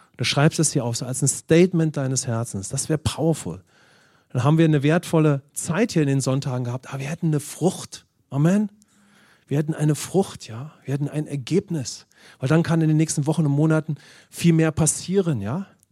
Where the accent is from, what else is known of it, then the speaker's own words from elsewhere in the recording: Germany; insbesondere als Deutsche